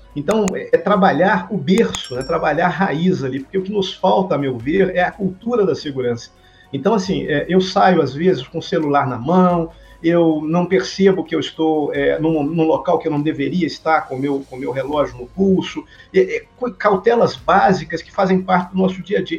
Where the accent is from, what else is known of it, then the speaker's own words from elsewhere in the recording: Minas Gerais, Brazil; sou mineiro